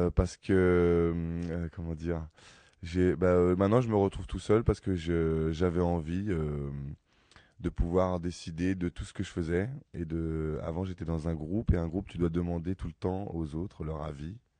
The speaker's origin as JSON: {"language": "French", "town": "Ivry-sur-Seine", "region": "Île-de-France", "country": "France", "tie": "born or raised there", "said": "moi je suis né à Ivry, j'ai grandi à Ivry"}